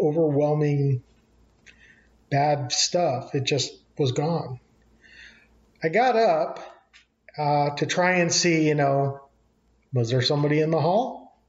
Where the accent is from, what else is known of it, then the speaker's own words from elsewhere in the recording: New Mexico, United States; I'm from New Mexico